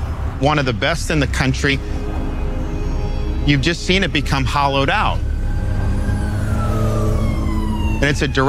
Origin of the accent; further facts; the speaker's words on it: Florida, United States; growing up in Florida.